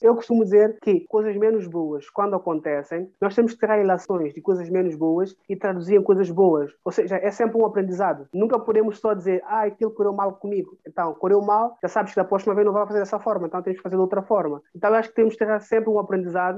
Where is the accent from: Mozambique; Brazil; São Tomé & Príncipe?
São Tomé & Príncipe; São Tomé, Água Grande; moved away; also born or lived in France / Portugal; sou de cidade de Água Grande, que é a capital